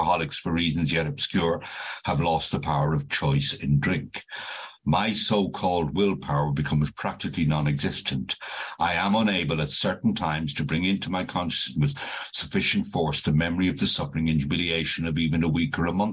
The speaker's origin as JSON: {"language": "English", "town": "Dublin", "region": "Leinster", "country": "Ireland", "tie": "born or raised there", "moved": "yes", "lives_now": "United Kingdom", "said": "As you can probably tell from my accent, I'm not originally from the UK. I was born and brought up in Dublin"}